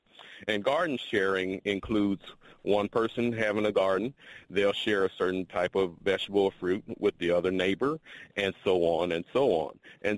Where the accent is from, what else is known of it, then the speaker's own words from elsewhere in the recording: Mound Bayou, Mississippi, United States; moved away; also born or lived in Georgia; I'm originally from Mound Bayou, Mississippi.